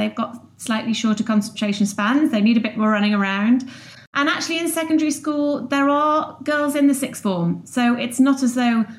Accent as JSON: {"language": "English", "area": "the Wirral", "region": "North West England", "country": "United Kingdom", "tie": "born or raised there", "also_born_or_lived": "Lancaster / London", "moved": "as an adult", "lives_now": "Bristol, United Kingdom", "said": "I grew up on the Wirral near Liverpool, and went up to Lancaster to university, and then we got together and had a bit of a stint in London"}